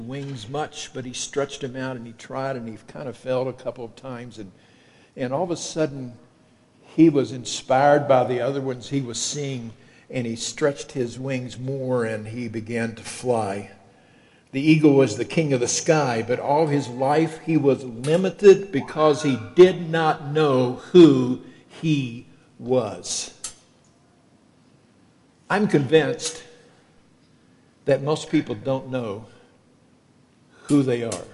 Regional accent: Kentucky, United States; accent: southern; moved away as an adult; also born or lived in Illinois; I'm from Kentucky

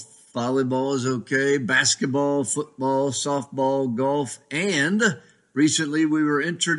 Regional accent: Ohio, United States; also born or lived in Georgia / Pennsylvania; now in Gaithersburg, United States; We live in Gaithersburg, Maryland right now. And I'm originally from Ohio, a Buckeye with a little bit of time in Georgia and Pennsylvania.

